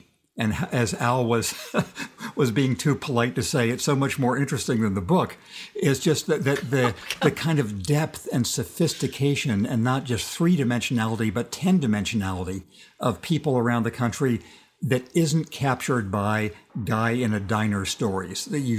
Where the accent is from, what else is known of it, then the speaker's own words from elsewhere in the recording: inland California, United States; growing up in a part of California that coastal California looks down on. It's the inland California. It's where people came during the Great Depression, and it's where people came from Mexico during the Mexican Revolution. That's not a stylish part of California.